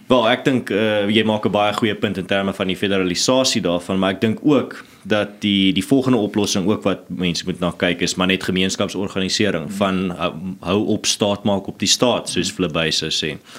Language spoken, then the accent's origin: Afrikaans; Stellenbosch, Western Cape, South Africa; ek kom self van Stellenbosch af